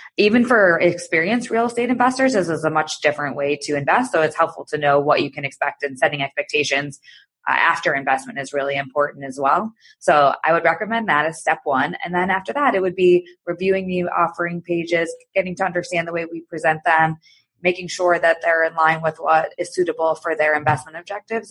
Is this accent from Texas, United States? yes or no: no; Michigan, United States; moved away as an adult; also born or lived in New York / Chicago; I'm from Michigan originally, and I went to business school there